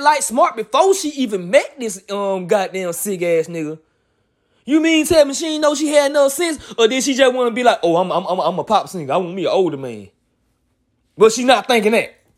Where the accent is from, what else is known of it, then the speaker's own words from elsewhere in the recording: Montgomery, Alabama, United States; I'm a twenty-eight-year-old nigga from Montgomery, Alabama